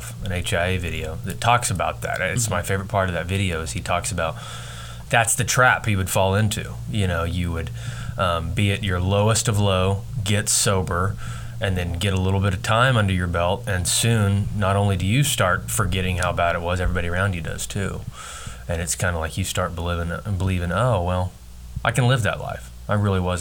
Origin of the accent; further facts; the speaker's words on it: Hydro, Oklahoma, United States; growing up in Hydro, Oklahoma, I mean, we had a great childhood